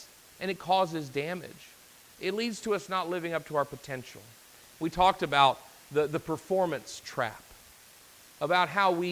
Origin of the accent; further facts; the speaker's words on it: the Bible Belt, United States; I grew up in the Bible Belt